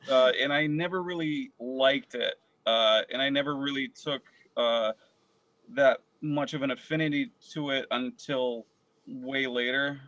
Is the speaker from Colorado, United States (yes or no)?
no; Connecticut, United States; also born or lived in Moscow, Russia / San Francisco, California; I, I grew up in Connecticut.